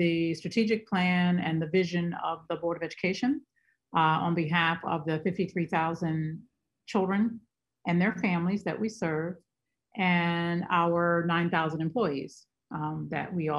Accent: Maryland suburbs of D.C., United States; moved away as an adult; also born or lived in Washington, D.C. / Philadelphia, Pennsylvania; now in Omaha, United States; I was born in Washington, D.C. and grew up in the Maryland suburbs of D.C.

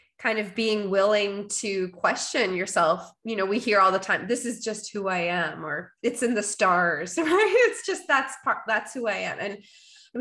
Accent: Winnipeg, Manitoba, Canada; I am a Canadian girl. I am from Winnipeg, born and raised, living in the prairies

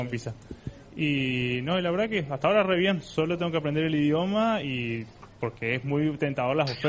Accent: Misiones, Argentina; moved away as an adult; now in Germany; soy de Misiones y me vine a la ISIC hace casi cuatro meses, ¿sí? Eh, me vine de, de, Argentina

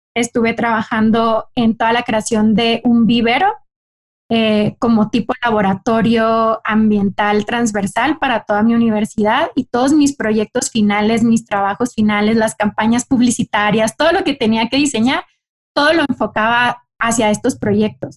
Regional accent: Cocorit, Sonora, Mexico; yo soy del norte de México, soy del estado de Sonora y en Sonora soy de una comunidad eh, pequeña, parte de los ocho pueblos yaquis, de una comunidad indígena que se llama Cocorit. Y ahí a mí me tocó crecer

